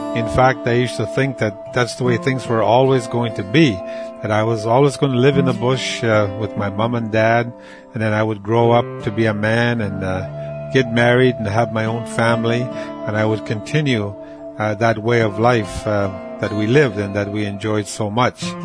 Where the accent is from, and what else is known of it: Moose Factory, Ontario, Canada; born or raised there; first language Cree; English is a second language; also born or lived in Rupert House (Waskaganish), Quebec